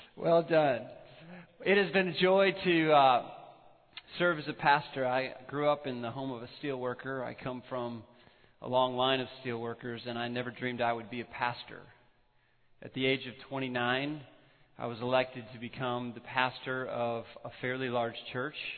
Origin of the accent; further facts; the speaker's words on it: northwest Illinois, United States; now in Colorado, United States; When the potter was forming me in my mother's womb in, in northwest Illinois